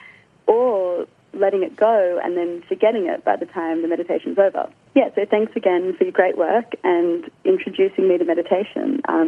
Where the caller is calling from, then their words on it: Sydney, New South Wales, Australia; I'm calling from Sydney.